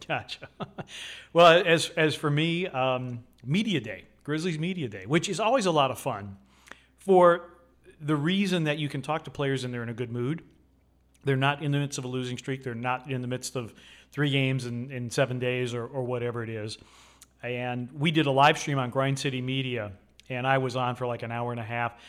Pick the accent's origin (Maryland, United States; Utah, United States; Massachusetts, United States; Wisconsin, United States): Wisconsin, United States; moved away; also born or lived in Chicago; I grew up in Wisconsin